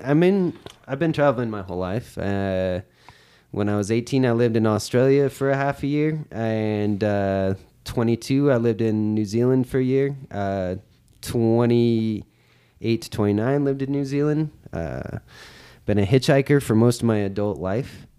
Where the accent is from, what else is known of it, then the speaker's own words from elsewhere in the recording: Oakland, California, United States; I'm from Oakland